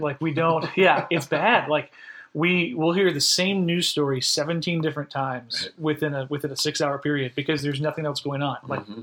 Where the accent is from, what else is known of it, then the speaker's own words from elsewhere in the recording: Florida, United States; also born or lived in upstate New York; now in Holly Springs, United States; originally, I'm from Florida. I'm an eighth generation Floridian.